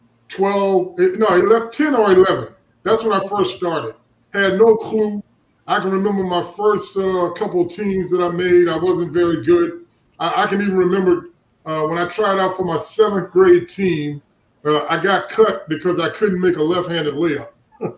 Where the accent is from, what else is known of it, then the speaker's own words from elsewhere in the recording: Orangeburg, South Carolina, United States; moved away as an adult; also born or lived in Jacksonville, Florida; I was from Orange, South Carolina.